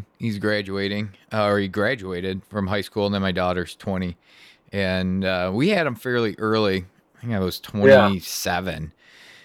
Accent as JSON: {"language": "English", "region": "Michigan", "country": "United States", "also_born_or_lived": "Charlotte area, North Carolina", "moved": "as an adult", "lives_now": "Charlotte, United States", "said": "I'm from Michigan, and we moved down here 10 years ago."}